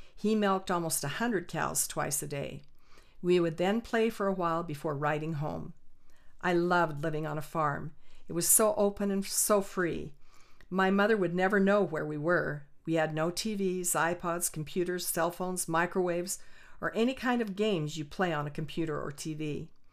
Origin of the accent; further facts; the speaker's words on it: Orem, Utah, United States; I was raised in Orem, Utah, on a small dairy farm